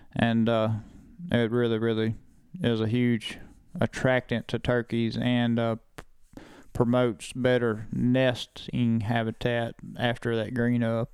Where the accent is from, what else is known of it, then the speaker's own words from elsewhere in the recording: Lake, Mississippi, United States; my hometown of Lake Mississippi